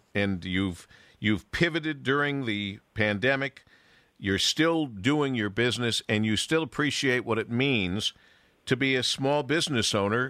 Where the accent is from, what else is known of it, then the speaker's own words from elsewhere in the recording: Monroe, United States; growing up in Monroe